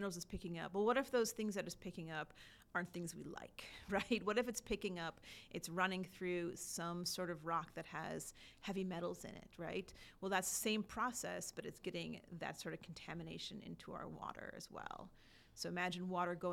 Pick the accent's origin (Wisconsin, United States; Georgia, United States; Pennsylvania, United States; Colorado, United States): Wisconsin, United States; now in Kentucky, United States; I grew up in Wisconsin and I got my water from Lake Michigan